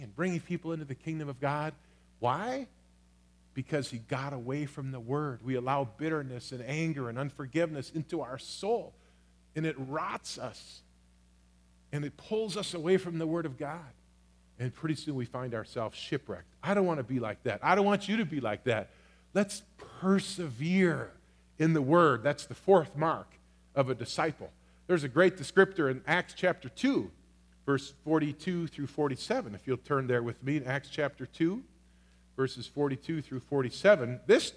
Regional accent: United States; I am first a Christian. I am secondly an American

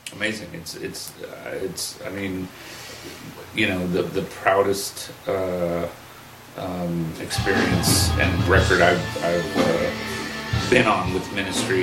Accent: Burbank, California, United States; I grew up in Burbank, so he was a big hometown hero

